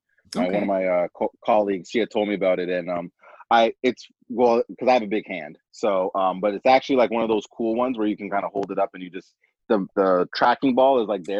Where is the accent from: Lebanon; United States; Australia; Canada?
Canada; Toronto, Ontario; born or raised there